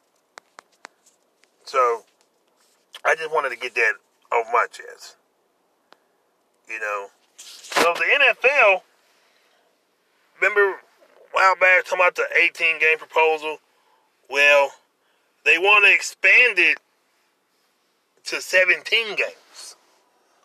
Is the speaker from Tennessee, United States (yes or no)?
no; Louisiana, United States; here in the great state of Louisiana, my home state